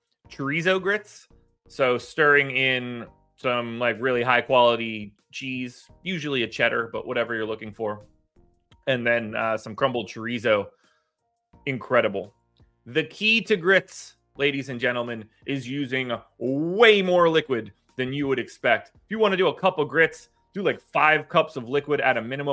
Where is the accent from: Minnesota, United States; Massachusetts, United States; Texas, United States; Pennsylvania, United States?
Pennsylvania, United States; now in North Carolina, United States; I say that as a North Carolina transplant. I'm obviously from Pennsylvania